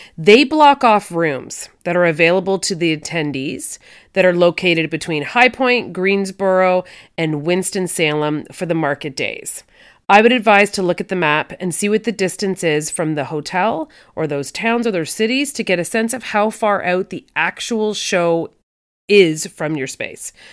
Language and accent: English; Canada; I'm Canadian